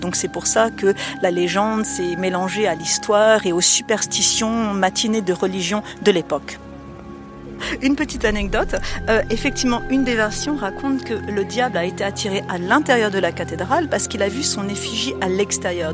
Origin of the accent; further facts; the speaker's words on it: Strasbourg, Grand Est, France; Je suis née à Strasbourg et ça fait plus de 22 ans, 23 ans que je suis guide à Strasbourg